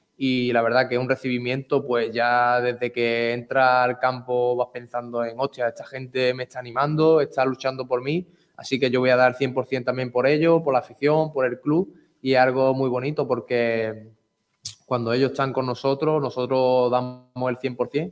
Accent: Málaga, Andalusia, Spain; soy de aquí, soy malagueño, soy malaguista

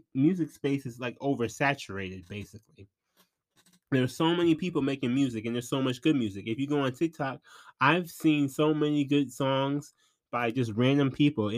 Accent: Flint, Michigan, United States; I'm from Flint. So I'm from Michigan in general.

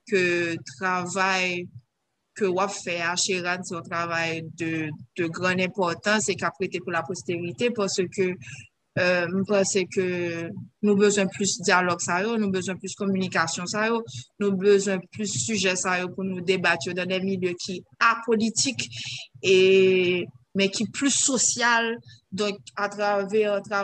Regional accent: Haiti; ça m'a senti en tant qu'haïtienne

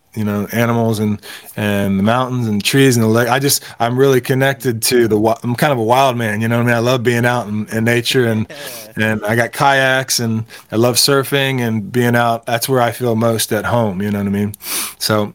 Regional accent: Nashville, Tennessee, United States; also born or lived in Knoxville, Tennessee / Atlanta, Georgia; I was born in Knoxville, which is kind of between them, but I grew up around here, just kind of outside of Nashville

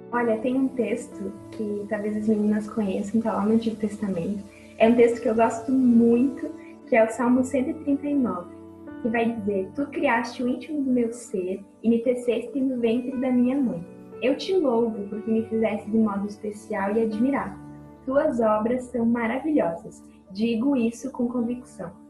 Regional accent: Santa Rosa, Rio Grande do Sul, Brazil; eu sou natural de Santa Rosa, aqui no Rio Grande do Sul. Uh, eu tenho 22 anos e eu cresci na igreja

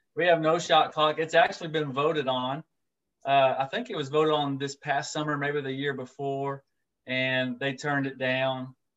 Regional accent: Orange, Texas, United States; now in Tyler, United States; moved back to my hometown of Orange, Texas

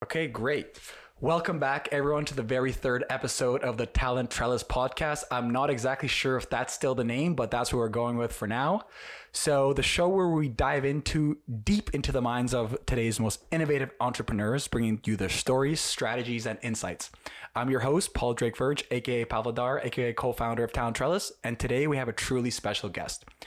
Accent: Ukraine; I'm from Ukraine myself

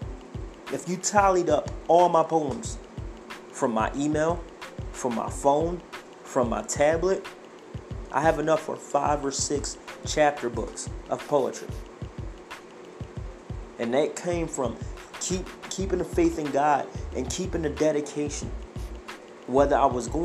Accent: Philadelphia, Pennsylvania, United States; moved away as an adult; now in Idaho, United States; I grew up in the ghetto of North Philadelphia. I grew up in Hunter Park Avenue

